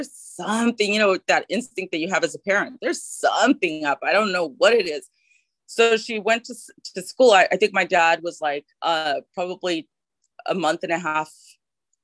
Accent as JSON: {"language": "English", "town": "Los Angeles", "region": "California", "country": "United States", "tie": "born or raised there", "said": "as I was growing up, I'm from California, from LA and Los Angeles"}